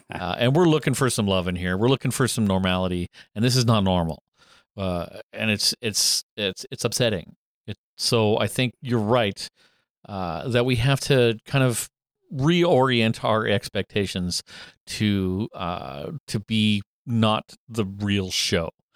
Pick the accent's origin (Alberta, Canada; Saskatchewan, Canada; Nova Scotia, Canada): Alberta, Canada; also born or lived in Sault Ste. Marie, Ontario; we moved from Sault Ste. Marie to Alberta when I was in grade three